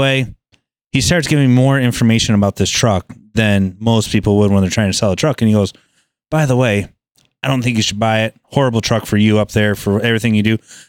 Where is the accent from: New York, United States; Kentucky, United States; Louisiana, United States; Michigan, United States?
Michigan, United States; I'm from Michigan